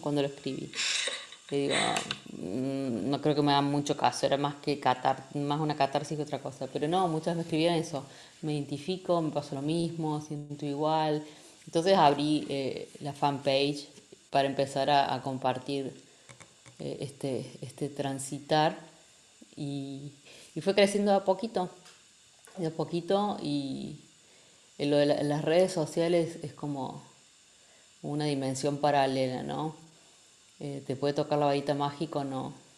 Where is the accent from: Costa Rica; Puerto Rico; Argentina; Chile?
Argentina; moved away as an adult; also born or lived in Mexico; now in Spain; yo soy de Argentina, nativa, aunque ahora vivimos en España